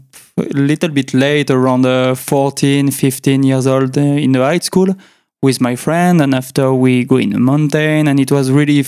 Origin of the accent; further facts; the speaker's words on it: Chambéry, Auvergne-Rhône-Alpes, France; accent: French; English is a second language; I was born in Chambéry, so it's the capital of the Savoie, French department in the French Alps